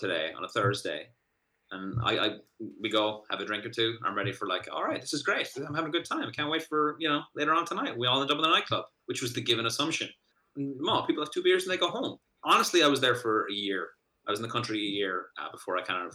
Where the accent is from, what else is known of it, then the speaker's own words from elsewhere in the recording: Ireland; moved away as an adult; also born or lived in United States; now in Boston, United States; being an Irishman over here.